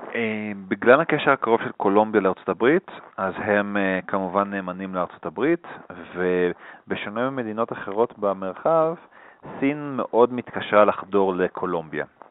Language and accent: Hebrew; Israel; moved away as an adult; now in Bogotá, Colombia; אנחנו כישראלים